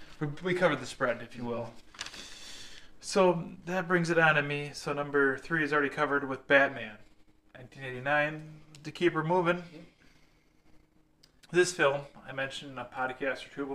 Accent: Buffalo, New York, United States; now in Las Vegas, United States; I'm from Buffalo

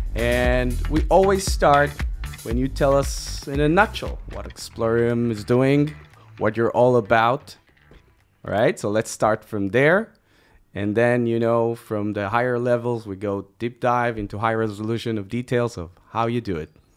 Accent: Israel; We are two entrepreneurs from Israel

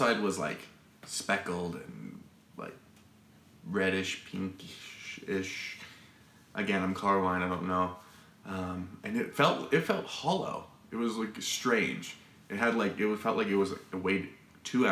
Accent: Arizona, United States; I'm from Arizona

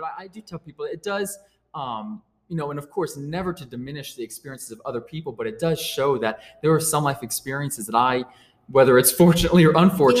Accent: New Orleans, Louisiana, United States; now in Riverside, United States; So my family, actually, we moved to Riverside about 15 years ago. We moved from New Orleans, Louisiana.

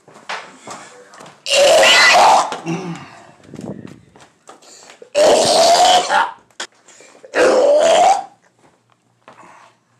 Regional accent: Asheville, North Carolina, United States; moved away; also born or lived in Henderson, North Carolina / Fort Lauderdale, Florida; I was born in Nashville, North Carolina, 1983

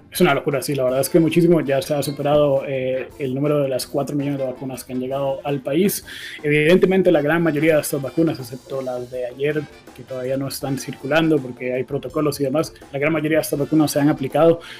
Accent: Costa Rica; como un costarricense más

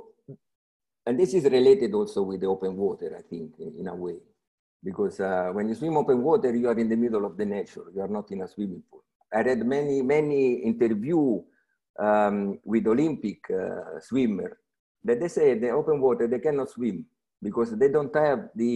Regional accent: Rome, Lazio, Italy; I was born in Rome. So everything began in Rome 50 years

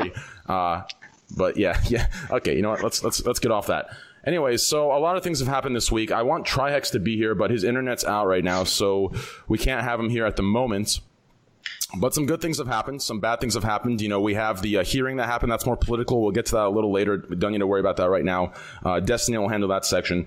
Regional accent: United States; I'm American

